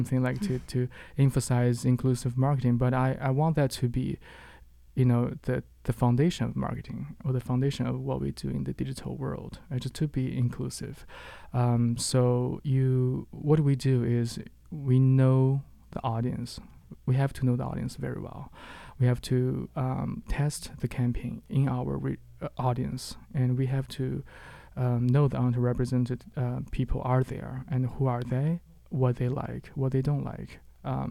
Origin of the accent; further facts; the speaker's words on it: Qingdao, Shandong, China; moved away as an adult; now in Halifax, Canada; my hometown. It's called Qingdao in China